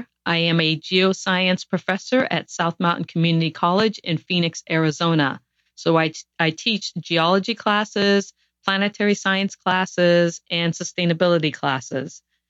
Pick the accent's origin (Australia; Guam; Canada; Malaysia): Guam; born there